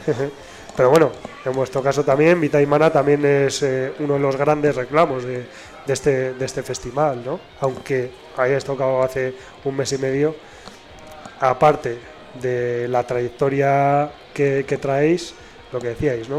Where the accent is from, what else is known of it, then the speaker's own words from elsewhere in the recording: Basque Country, Spain; en euskera tenemos una palabra